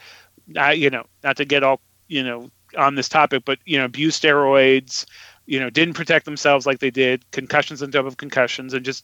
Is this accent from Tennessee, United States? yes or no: no; California, United States; also born or lived in Massachusetts; I was raised in California